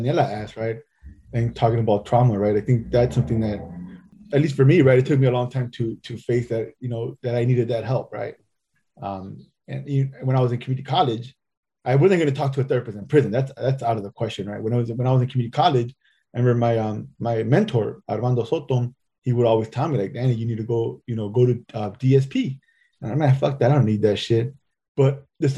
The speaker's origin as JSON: {"language": "English", "region": "Southern California", "country": "United States", "said": "I'm from Southern California, so I'm a Sureño"}